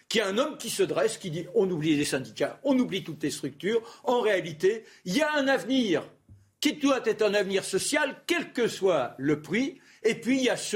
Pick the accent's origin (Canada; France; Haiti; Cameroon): France; moi je suis français, je veux bien m'inscrire dans l'Europe dès lors qu'elle a une dynamique